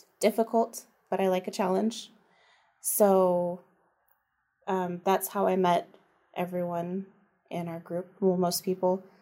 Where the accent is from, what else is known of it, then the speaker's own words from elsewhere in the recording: Juneau, Alaska, United States; I was born in Juneau, raised here, live here now